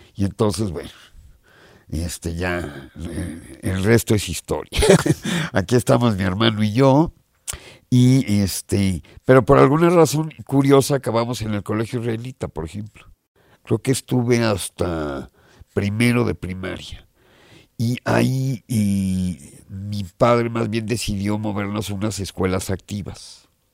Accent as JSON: {"language": "Spanish", "country": "Mexico", "also_born_or_lived": "England", "moved": "as an adult", "said": "me fui de México, me fui a Inglaterra a estudiar producción musical"}